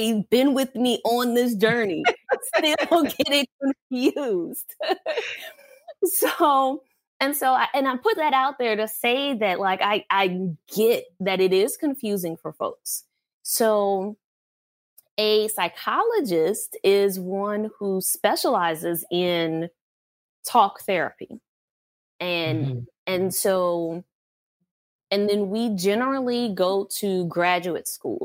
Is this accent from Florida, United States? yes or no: no; New Orleans, Louisiana, United States; moved away as an adult; also born or lived in Georgia / North Carolina / Texas; now in California, United States; I was born and raised in New Orleans, Louisiana